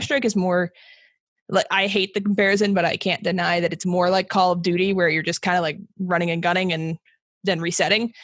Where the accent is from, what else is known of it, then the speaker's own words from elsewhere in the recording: Las Vegas, Nevada, United States; I'm I'm from Vegas. Uh, I have lived other places, but I've been here since like kindergarten